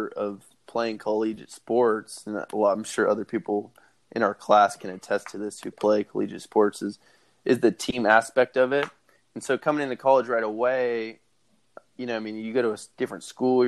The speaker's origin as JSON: {"language": "English", "town": "Sacramento", "region": "California", "country": "United States"}